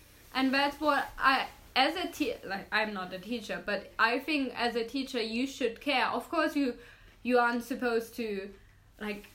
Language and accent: English; Meerbusch, North Rhine-Westphalia, Germany; especially in my hometown